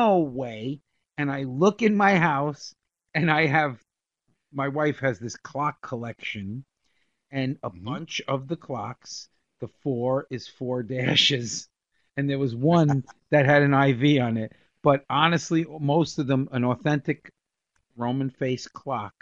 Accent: New York, United States; we grew up in New York.

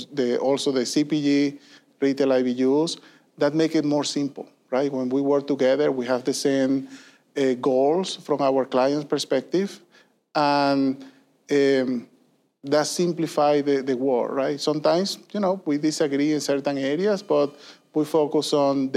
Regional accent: Venezuela; moved away as an adult; also born or lived in Puerto Rico; I was born and raised in Venezuela

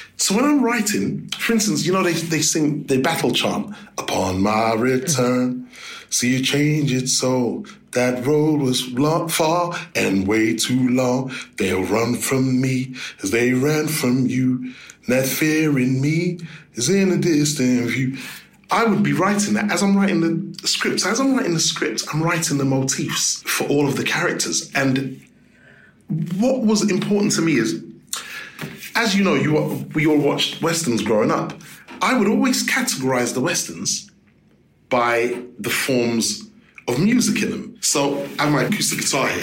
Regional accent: London, United Kingdom; growing up in London

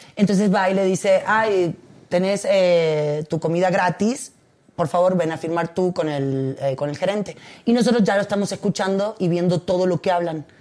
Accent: Argentina; moved away as an adult; now in Mexico; tengo 21 años viviendo acá. Tengo más años aquí que en Argentina.

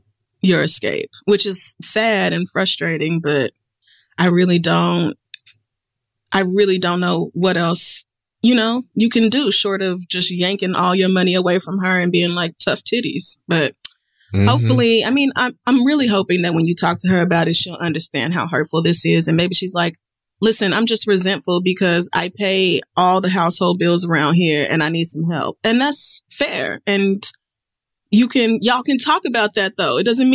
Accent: North Carolina, United States; You need to know that I was born and raised in North Carolina, and one thing about us is that we love our Texas Pete hot sauce.

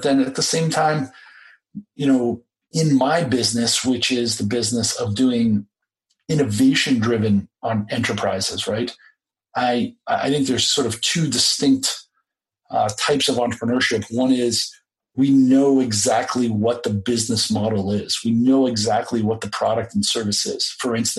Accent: Boston, Massachusetts, United States; moved away as an adult; now in Beijing, China; my hometown of Boston

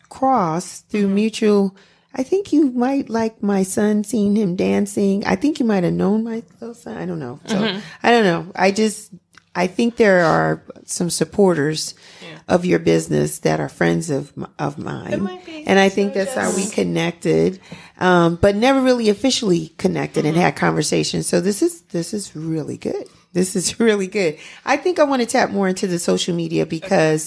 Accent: New York City, New York, United States; Bronx girl here

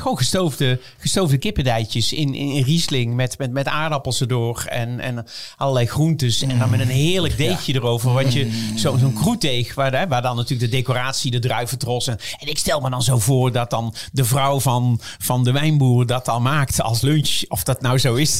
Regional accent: Netherlands; als Nederlanders

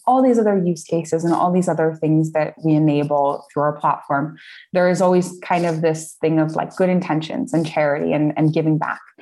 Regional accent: United States; moved away as an adult; now in Portugal; I'm American. I've been living here for uh, on and off for about five or six years now

